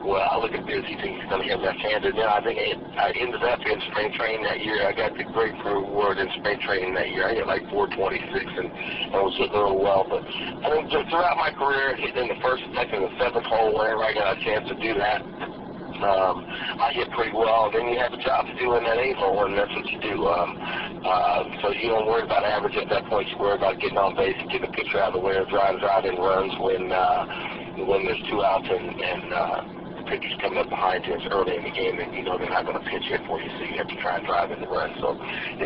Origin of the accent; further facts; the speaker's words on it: Lawrence, Kansas, United States; also born or lived in Paris, France; I came home and I'm from Lawrence, Kansas